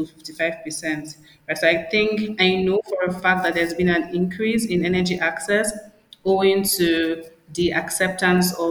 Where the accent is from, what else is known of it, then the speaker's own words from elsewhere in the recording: Nigeria; also born or lived in Abia State; I'm Nigerian. I'm from Abia State, some small village in Nigeria. And I mean, I pretty much grew up in the city